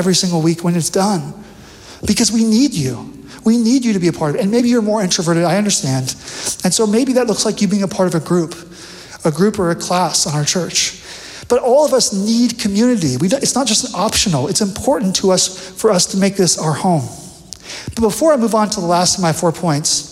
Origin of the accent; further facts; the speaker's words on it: Bakersfield, California, United States; moved away; I'm from Bakersfield